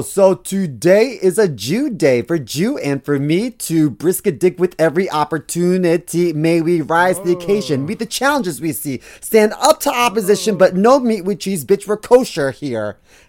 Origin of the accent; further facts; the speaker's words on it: Baltimore, Maryland, United States; moved away; because I'm originally from Baltimore City.